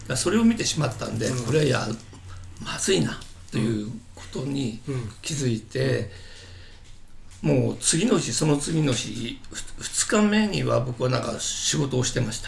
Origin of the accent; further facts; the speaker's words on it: Chiba, Japan; もともと僕は千葉で育ってる